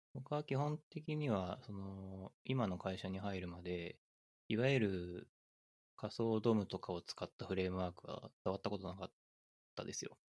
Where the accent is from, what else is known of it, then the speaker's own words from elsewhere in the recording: Aichi, Japan; moved away; あの、愛知県出身だったんで